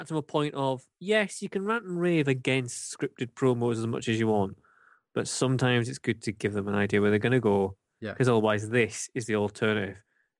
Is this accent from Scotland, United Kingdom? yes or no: yes; Scotland, United Kingdom; as a Scotsman